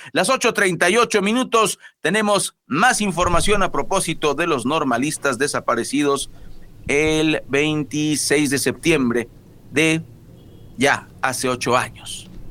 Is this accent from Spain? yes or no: no; Mexico; no somos nuevos los mexicanos